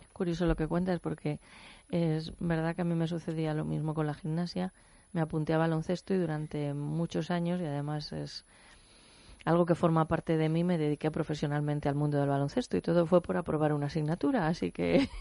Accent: Spain; somos los españoles

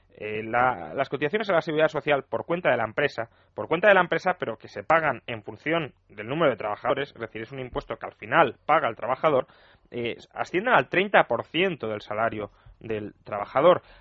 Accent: Spain

